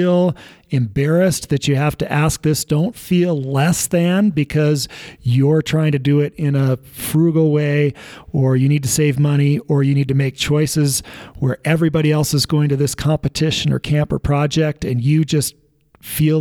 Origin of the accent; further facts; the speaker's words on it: Evergreen, Colorado, United States; I grew up in Evergreen and ski raced at Winter Park